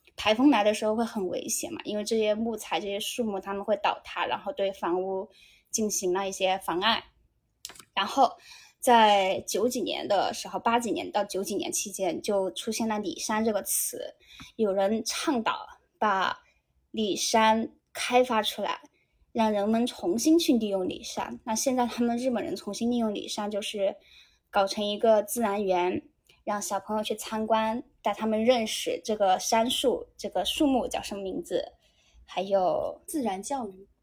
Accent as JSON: {"language": "Chinese", "region": "Guizhou", "country": "China", "moved": "as an adult", "lives_now": "Japan", "said": "哥们，我是我是贵州人，有的时候普通话有点有点奇怪啊。"}